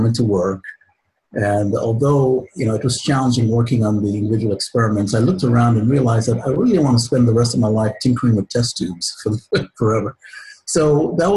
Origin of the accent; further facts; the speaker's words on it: Guyana; moved away; I'm originally from Guyana in South America. So I'm an immigrant to this country.